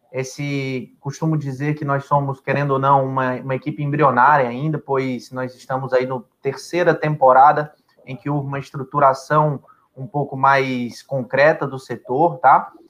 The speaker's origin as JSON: {"language": "Portuguese", "region": "Rio de Janeiro", "country": "Brazil", "lives_now": "Fortaleza, Brazil", "said": "eu sou cearense de coração. Eu sou carioca, nasci no Rio, minha família, meu pai é ex-atleta de futsal."}